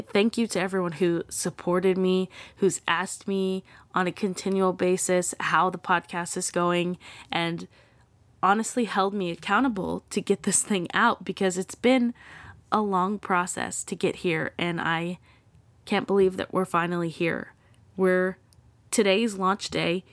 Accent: Texas, United States; I'm from Texas. I am very proud to be from Texas.

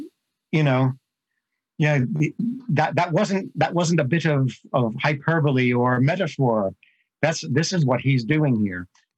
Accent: New Jersey, United States; I grew up in New Jersey, and you know, mafia culture is sort of, it's right there on the edge of normal life.

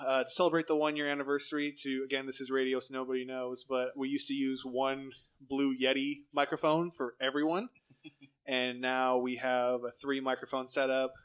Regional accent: Lemoore, California, United States; moved away; I'm from Lemoore originally

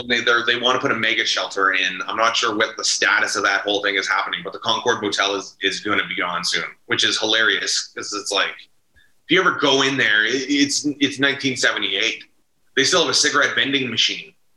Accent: Ottawa, Ontario, Canada; I grew up in Manor Park, like right down the street on Hemlock

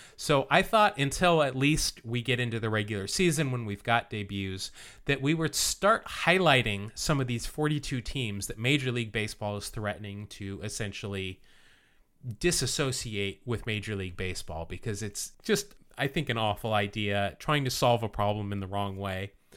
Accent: Salt Lake City, Utah, United States; I grew up in Salt Lake City

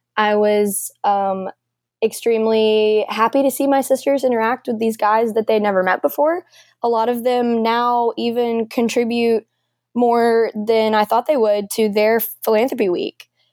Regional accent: Nashville, Tennessee, United States; I'm from Nashville

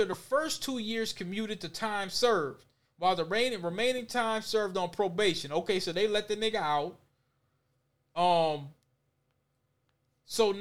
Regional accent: Minneapolis, Minnesota, United States; me and Solomon here, we're from the West Bank

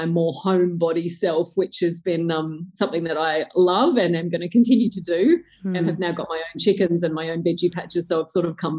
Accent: Tamworth, New South Wales, Australia; I grew up in Tamworth in country New South Wales in Australia

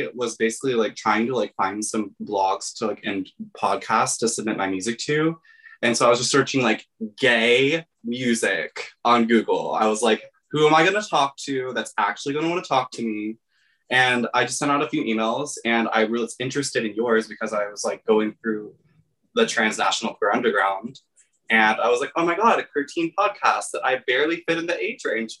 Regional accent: Texas, United States; I grew up in Texas.

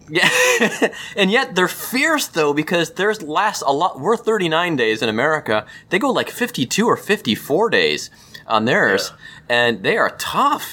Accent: Cleveland, Ohio, United States; we grew up in Cleveland

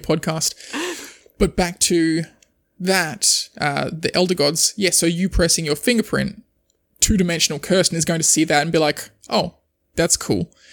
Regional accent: Australia

